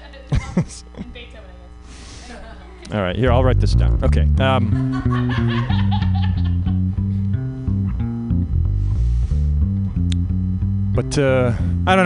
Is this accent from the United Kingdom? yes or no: no; Canada; moved away as an adult; now in United States; I'm Canadian. I grew up in Canada